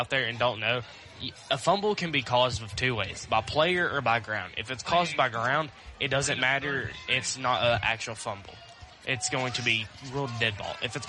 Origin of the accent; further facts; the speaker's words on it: Vinemont, Alabama, United States; I'm from Vinemont.